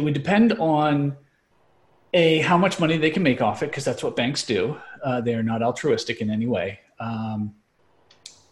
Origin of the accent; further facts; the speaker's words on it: Canada; now in United States; being Canadian and growing up with Canadian banking system.